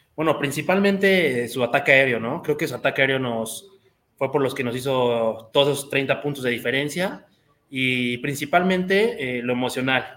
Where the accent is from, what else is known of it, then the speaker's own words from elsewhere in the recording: Querétaro, Mexico; yo toda mi vida aquí en Querétaro